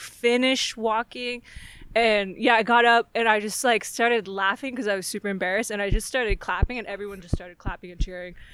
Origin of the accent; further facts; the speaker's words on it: Fallbrook, California, United States; North San Diego, like Fallbrook is my hometown.